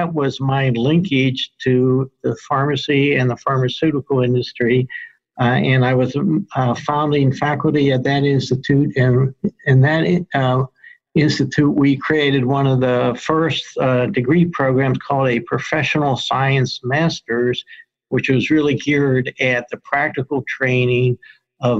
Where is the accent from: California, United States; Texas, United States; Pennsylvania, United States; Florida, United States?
Pennsylvania, United States; Pittsburgh; moved away as an adult; also born or lived in Rochester, New York / Denver, Colorado; now in Albany, United States; I grew up in Pittsburgh